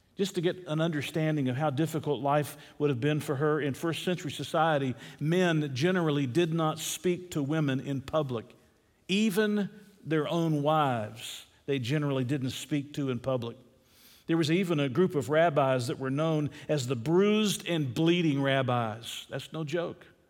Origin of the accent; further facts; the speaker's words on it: Atlanta, Georgia, United States; I'm a city boy. I grew up in Atlanta, Georgia.